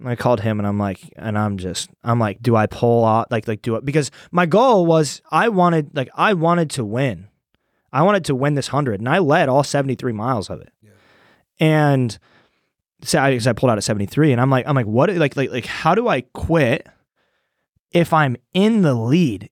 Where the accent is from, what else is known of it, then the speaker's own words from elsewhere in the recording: Iowa, United States; moved away as an adult; also born or lived in Des Moines; now in Austin, United States; I'm from Iowa